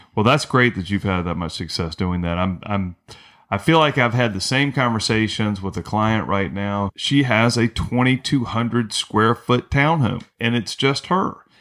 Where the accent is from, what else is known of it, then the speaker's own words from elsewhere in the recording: North Carolina, United States; now in St. Petersburg, United States; I grew up in North Carolina.